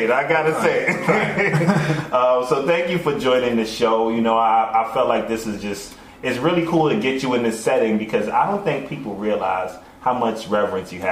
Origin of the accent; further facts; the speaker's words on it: New York City, New York, United States; I'm from the Bronx